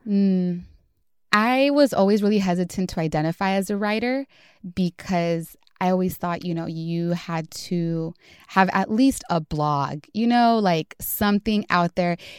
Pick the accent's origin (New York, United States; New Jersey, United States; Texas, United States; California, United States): California, United States; Los Angeles; moved away as an adult; also born or lived in Atlanta, Georgia; now in San Francisco Bay Area, United States; was born and raised in Southeast Los Angeles